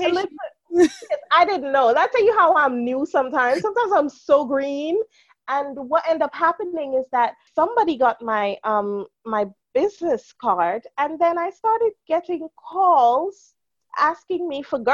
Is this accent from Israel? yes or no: no; Guyana; now in England; growing up in Guyana